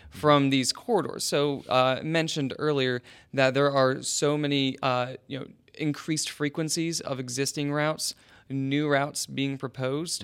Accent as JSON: {"language": "English", "region": "West Virginia", "country": "United States", "also_born_or_lived": "Chicago", "moved": "yes", "lives_now": "Columbus, United States", "said": "I'm originally from West Virginia"}